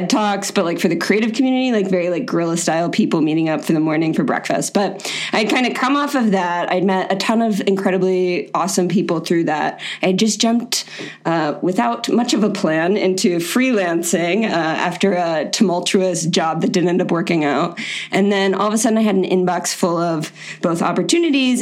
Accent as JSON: {"language": "English", "region": "Florida", "country": "United States", "said": "I'm from Florida. It's the weirdest state in the country"}